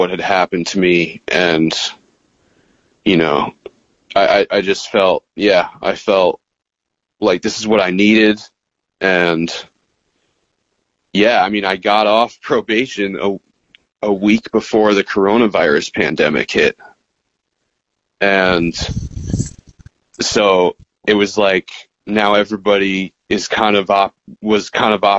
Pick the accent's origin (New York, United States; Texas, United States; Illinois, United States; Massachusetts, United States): Massachusetts, United States; I'm back in Mass, watching dispensaries pop up in my hometown